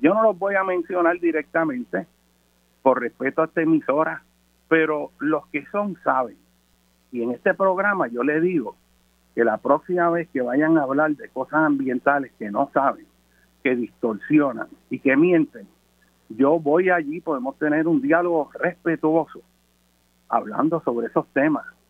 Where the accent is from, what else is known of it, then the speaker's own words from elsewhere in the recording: Puerto Rico; como puertorriqueño